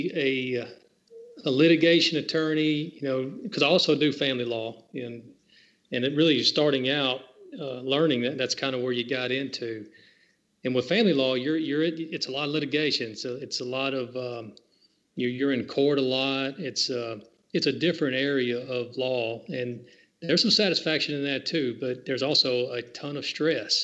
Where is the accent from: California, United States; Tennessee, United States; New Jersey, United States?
Tennessee, United States; Franklin; moved away as an adult; also born or lived in Montgomery, Alabama; now in Murfreesboro, United States; Born and raised in Franklin, Tennessee.